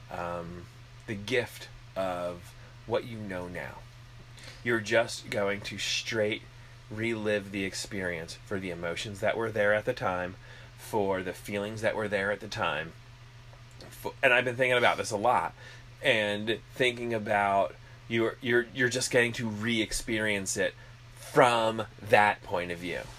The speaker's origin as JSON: {"language": "English", "country": "Canada", "said": "Wait, he's Canadian? I'm Canadian."}